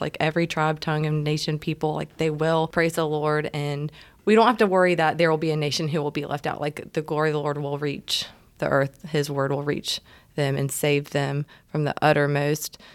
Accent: Savannah, Georgia, United States; I'm originally from Savannah and have had family that's lived on the water

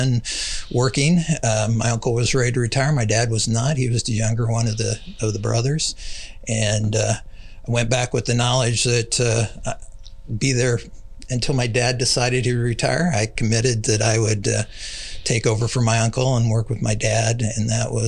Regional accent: Trenton, Missouri, United States; moved away as an adult; also born or lived in North Kansas City, Missouri; I'm from Trenton, Missouri. It's about an hour and 45 minutes from here, up middle of north central Missouri. Town of a little over 6,000. Lived there from being born in the local hospital up until I was 26.

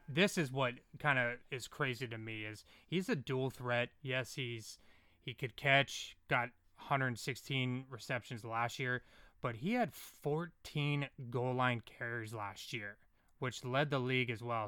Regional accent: California, United States; I'm from California

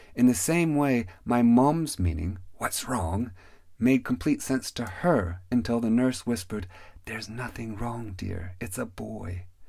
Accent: Pacific Northwest, United States; Growing up in the Pacific Northwest

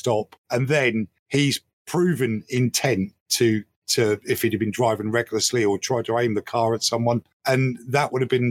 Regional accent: United Kingdom; I'm a Brit and we're not used to having armed police

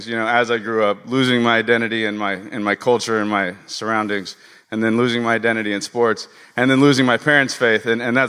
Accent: Los Angeles, California, United States; I grew up out here in West L.A.

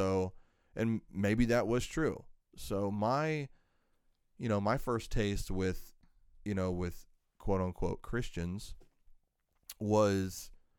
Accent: the South, United States; So, more of my background is that, I grew up in the South, and, everybody and their brother there is, Baptist for the most part. Although my father's side was Catholic.

